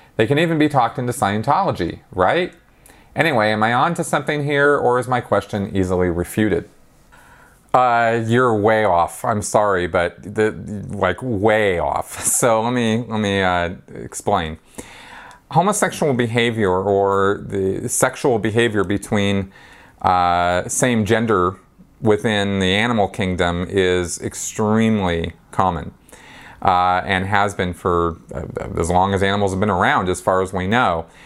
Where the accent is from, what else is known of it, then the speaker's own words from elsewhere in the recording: Los Angeles, California, United States; I come from Los Angeles and California